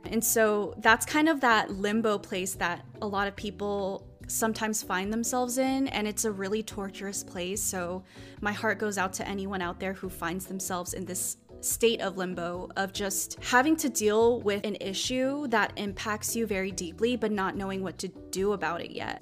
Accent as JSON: {"language": "English", "country": "United States", "said": "as an Asian American woman"}